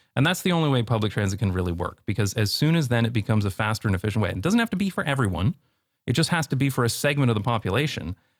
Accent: London, Ontario, Canada; moved away as an adult; now in Netherlands; growing up in London, Ontario

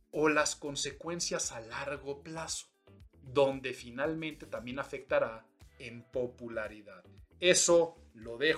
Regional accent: Mexico; yo soy muy mexicano y estamos hablando de soberanía

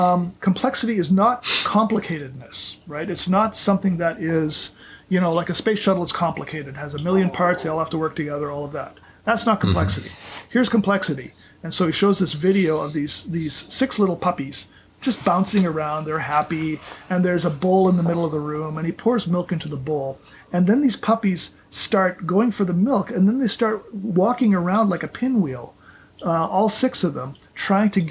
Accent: Canada; now in Orlando, United States; I grew up in Canada.

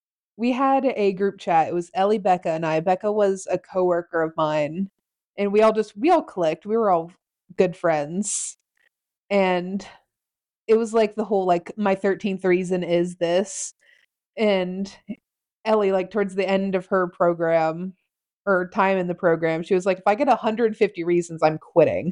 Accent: Nebraska, United States; I'm from Nebraska too.

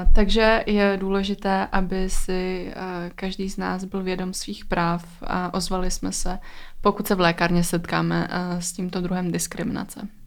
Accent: Czechia; u nás v Čechách

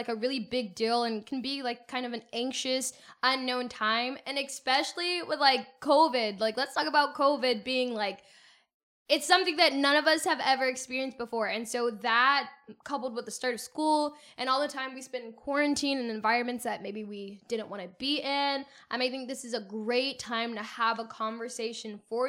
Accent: Pensacola, Florida, United States; I was born and raised in Pensacola, Florida. Shout out to the Panhandle.

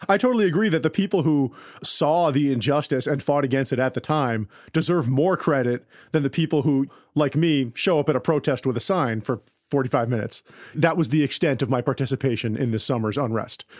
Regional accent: Westchester County, New York, United States; I grew up in Westchester County, New York

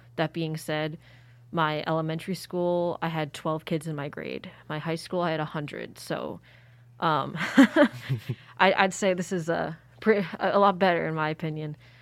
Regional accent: Philadelphia, Pennsylvania, United States; also born or lived in Sanshui, China; I went to P A, where I'm from, Philly. Grew up there.

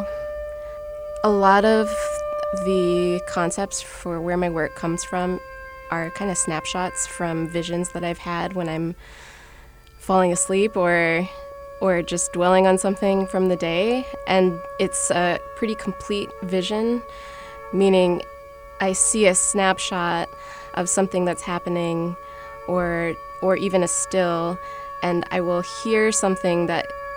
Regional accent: Minneapolis, Minnesota, United States; I grew up in Minneapolis

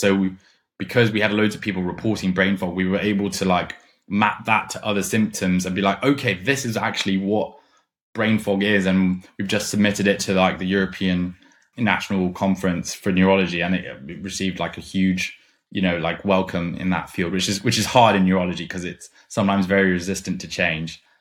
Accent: Germany; moved away as an adult; now in London, United Kingdom; I grew up in Germany. And then I came to London for uni

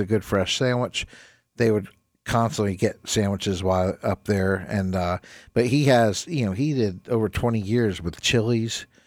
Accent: New Jersey, United States; moved away as an adult; I was actually an E M T in my hometown up in New Jersey

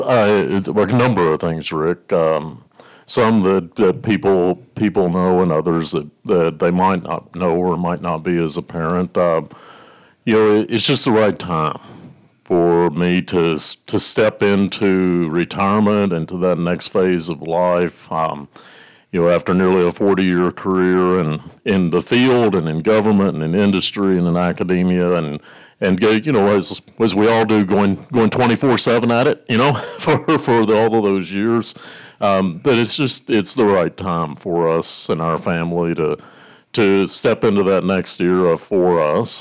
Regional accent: Blue Ridge Mountains of western Virginia, United States; now in Lincoln, Nebraska, United States; I grew up, I'm a farm kid, from the, the hills, Blue Ridge Mountains of Virginia and western part of Virginia

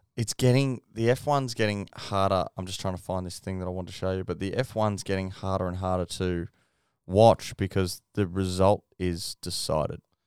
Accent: Queensland, Australia; as a Queenslander.

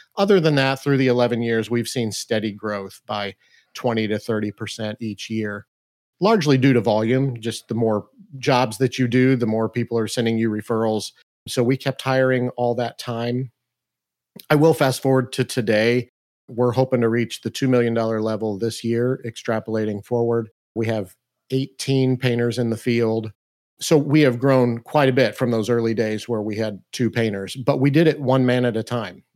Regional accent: Mount Vernon, Illinois, United States; we actually moved back to my hometown to start this business

